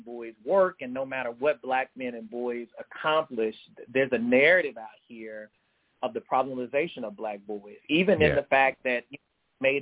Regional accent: United States; also born or lived in Greenwood, Mississippi; I was from the States

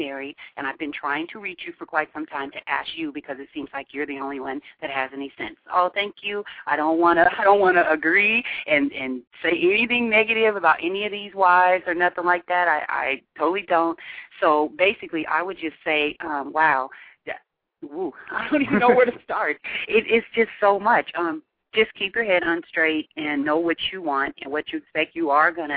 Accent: Seattle, Washington, United States; I'm from Seattle, and the way I grew up

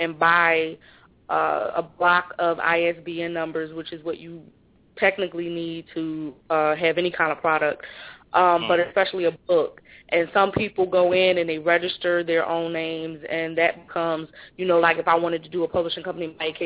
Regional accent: Philadelphia, Pennsylvania, United States; growing up in Philly

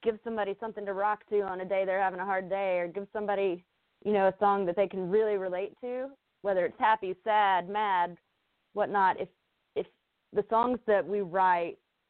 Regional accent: Spartanburg, South Carolina, United States; moved away; it's from my hometown, and so I've grown up listening to Southern Rock

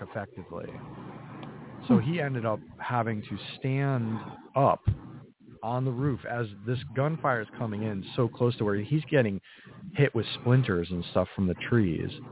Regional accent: New England, United States; I grew up in New mm-hmm. England, in a very mm-hmm. small New England town

